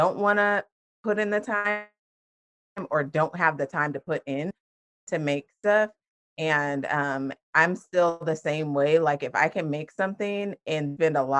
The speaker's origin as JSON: {"language": "English", "region": "Washington", "country": "United States", "tie": "born or raised there", "moved": "as an adult", "lives_now": "Florida, United States", "said": "I am originally from Washington State, and I grew up there, lived there until I was 18, and then I moved to Florida, and I have been here ever since."}